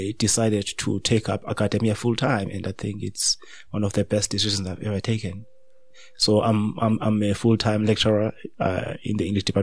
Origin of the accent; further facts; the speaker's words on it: Makhanda, Eastern Cape, South Africa; moved away as an adult; I was still in my hometown, Makanda, then Grahamstown.